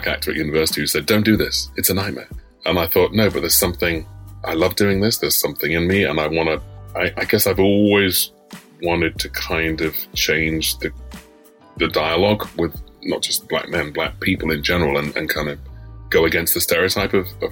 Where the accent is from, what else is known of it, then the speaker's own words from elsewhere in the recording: London, United Kingdom; I live a stone's throw from where I was born